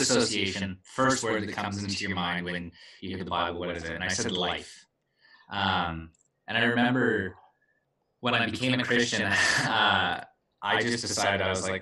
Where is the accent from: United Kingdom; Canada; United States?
Canada; Vernon, British Columbia; moved away; also born or lived in Kamloops, British Columbia; Hail from Vernon, British Columbia, the place of dreams.